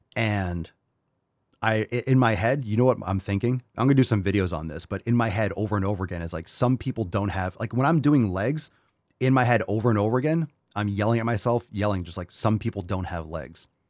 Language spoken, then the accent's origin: English; Connecticut, United States; also born or lived in New York / Pennsylvania; now in Florida, United States; I grew up in Connecticut.